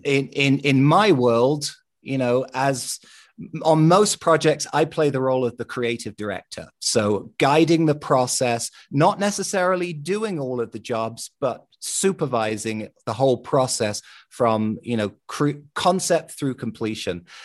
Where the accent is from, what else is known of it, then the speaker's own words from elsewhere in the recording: London, United Kingdom; growing up in London